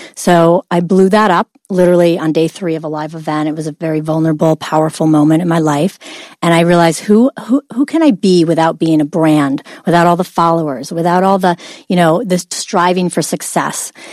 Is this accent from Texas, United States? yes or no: no; Oswego, New York, United States; Upstate New York, a little town called Oswego.